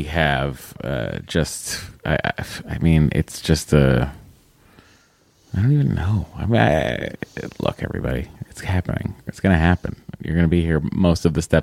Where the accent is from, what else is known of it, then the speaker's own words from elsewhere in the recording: Boston, Massachusetts, United States; we're both from Boston.